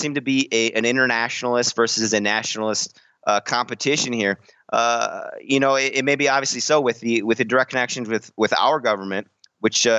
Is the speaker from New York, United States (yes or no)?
no; Wisconsin, United States; My home state of Wisconsin